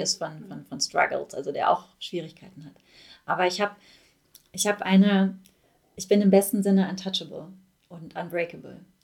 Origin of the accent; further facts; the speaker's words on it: Ruhr area, North Rhine-Westphalia, Germany; ich komme aus dem Ruhrpott, ich bin, das fließt durch meine Adern